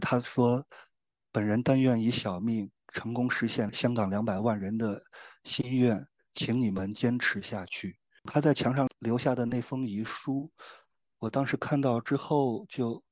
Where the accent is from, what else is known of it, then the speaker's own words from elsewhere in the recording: China; 还有我们大陆人